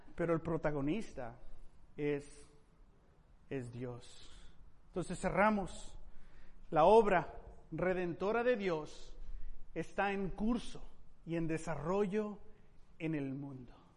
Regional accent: Mexico; Como mexicano, Padre, me siento ah, entusiasmado en las posibilidades de, de cambio en la cultura mexicana

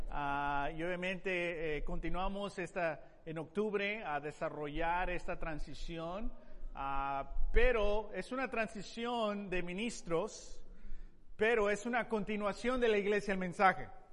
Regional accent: Tepic, Nayarit, Mexico; moved away; yo eh, crecí en México, en la ciudad de Tepic

